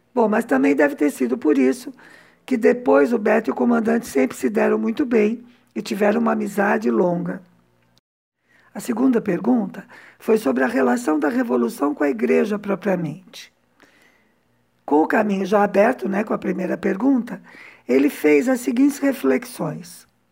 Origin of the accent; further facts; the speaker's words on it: São Paulo, Brazil; moved away as an adult; now in Cuba; que sou de São Paulo